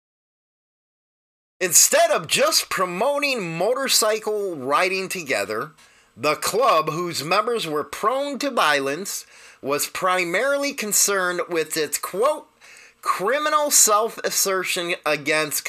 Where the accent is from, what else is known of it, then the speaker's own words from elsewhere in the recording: United States; we're used to the way we do things here in the United States